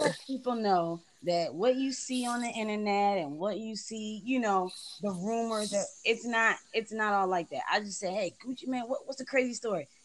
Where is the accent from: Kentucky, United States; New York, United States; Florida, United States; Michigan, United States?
New York, United States; Buffalo; moved away as an adult; I'm actually from Buffalo